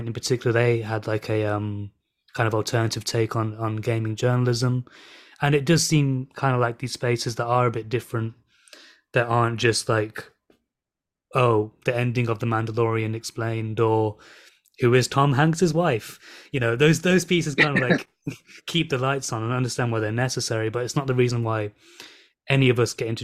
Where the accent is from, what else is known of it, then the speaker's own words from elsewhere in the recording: England, United Kingdom; also born or lived in Birmingham / London; I'm from Birmingham and London.